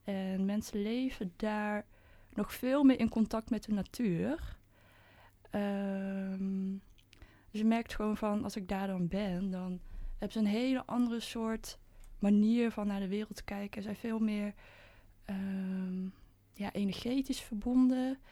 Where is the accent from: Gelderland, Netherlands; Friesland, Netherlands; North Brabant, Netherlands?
North Brabant, Netherlands; 's-Hertogenbosch; ik kom uit Den Bosch. En ehm, ik, ben, ik ben in een witte omgeving ben ik opgegroeid